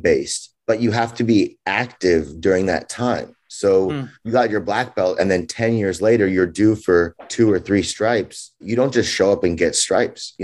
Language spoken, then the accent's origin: English; Los Angeles, California, United States; I grew up in Los Angeles, California. I was born there, grew up there.